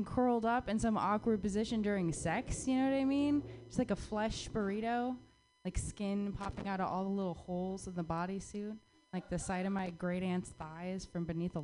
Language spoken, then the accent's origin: English; Arizona, United States; moved away; I grew up in the Southwest